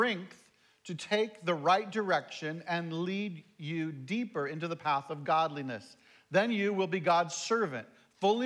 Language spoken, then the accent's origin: English; Ephrata, Washington, United States; also born or lived in Shelton, Washington; I grew up in Ephrata